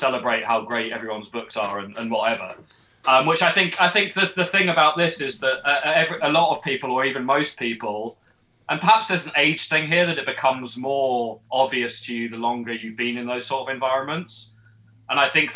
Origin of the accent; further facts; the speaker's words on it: England, United Kingdom; now in Edinburgh, United Kingdom; I'm actually English, not Scottish